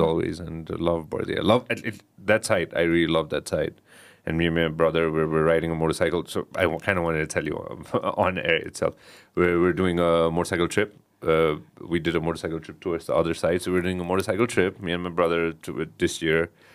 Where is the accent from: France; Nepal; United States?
Nepal; Kathmandu, Bagmati; I'm a Kathmandu boy.